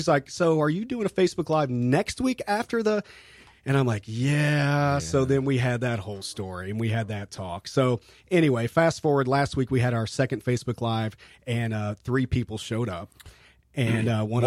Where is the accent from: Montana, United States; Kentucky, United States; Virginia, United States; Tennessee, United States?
Kentucky, United States; now in St. Augustine, United States; I'm from Kentucky, that we just do Kentucky bourbon